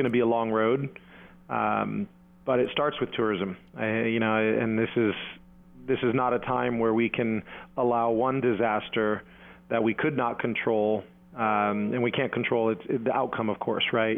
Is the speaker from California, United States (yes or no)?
yes; San Diego, California, United States; I'm from San Diego